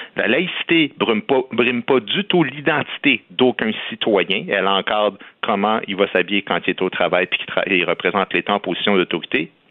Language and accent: French; Quebec, Canada; on est québécois